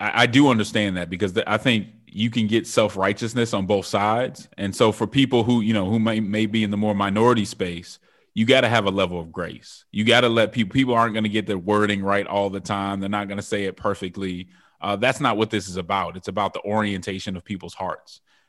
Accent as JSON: {"language": "English", "town": "Denver", "region": "Colorado", "country": "United States", "said": "So I'm originally from Denver, Colorado, was raised in the church"}